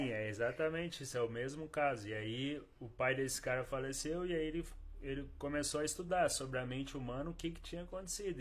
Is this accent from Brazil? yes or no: yes; Bom Repouso, Minas Gerais, Brazil; now in Cambuí, Brazil; Eu sou de Bom Repouso, nasci lá. Vivi os 12 primeiros anos lá e aí eu vim para cá aos 12 anos.